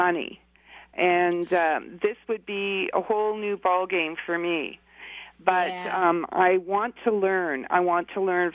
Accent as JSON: {"language": "English", "country": "Canada", "tie": "born or raised there", "said": "here in my hometown in Canada"}